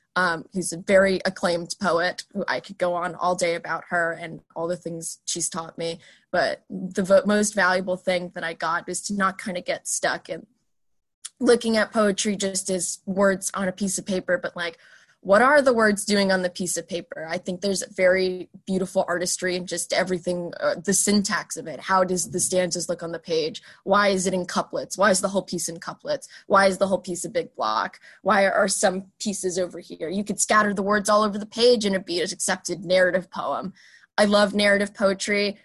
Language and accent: English; Newark, Delaware, United States; also born or lived in Princeton, New Jersey; very native Delawarean. I was born in Princeton, but I moved there when I was two to Newark